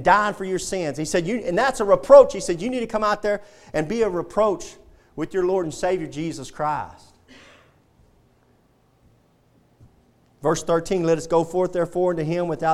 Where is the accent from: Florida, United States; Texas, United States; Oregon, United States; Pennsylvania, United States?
Texas, United States; I'm proud to be a Texan